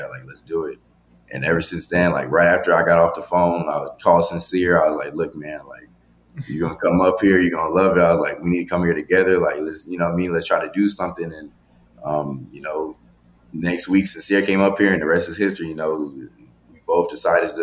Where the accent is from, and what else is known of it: Texas, United States